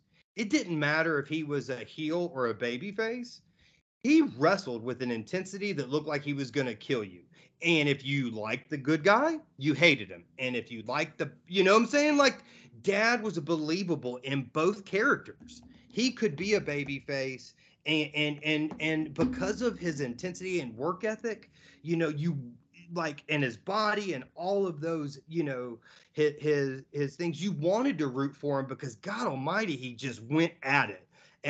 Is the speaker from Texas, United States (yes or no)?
no; Georgia, United States; also born or lived in Tampa / Pensacola / Baton Rouge / Oklahoma; I was born in Tampa. I know we lived in Pensacola, Baton Rouge, Oklahoma, North Carolina, Tennessee, and then Georgia, all before I was five.